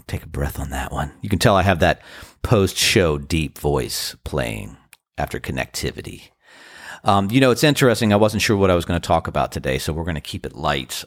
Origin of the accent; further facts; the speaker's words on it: Washington, District of Columbia, United States; now in Outer Banks, North Carolina, United States; I am from the D C area